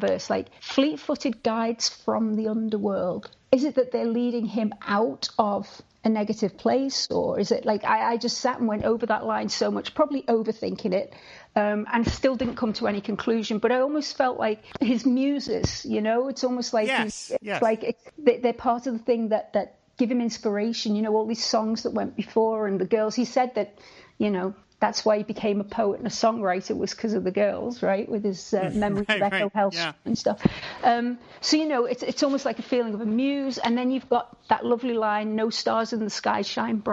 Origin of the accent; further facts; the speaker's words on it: Liverpool, North West England, United Kingdom; moved away as an adult; also born or lived in Vancouver, Canada; I was born in Liverpool. And I stayed in Liverpool until I was 28. And that's when I got married to Walter and moved to Canada, to Vancouver